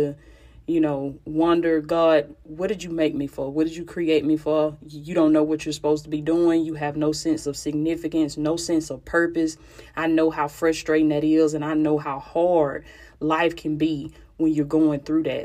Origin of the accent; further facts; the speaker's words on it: Georgia, United States; Georgia in this thing, my home state